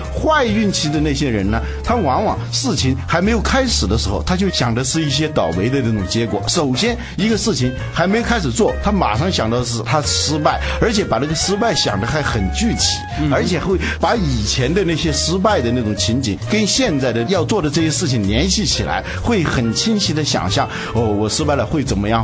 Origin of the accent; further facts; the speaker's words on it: China; 我们中国人